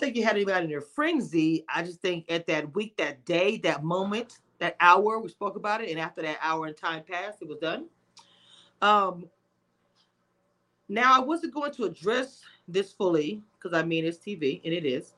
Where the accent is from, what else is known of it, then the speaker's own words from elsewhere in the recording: Louisiana, United States; I'm from Louisiana as well